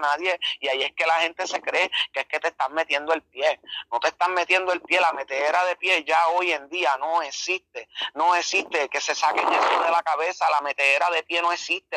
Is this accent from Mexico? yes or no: no; Las Piedras, Puerto Rico; also born or lived in Humacao, Puerto Rico; soy del pueblo de Las Piedras, del barrio Boquerón, nacido en Humacao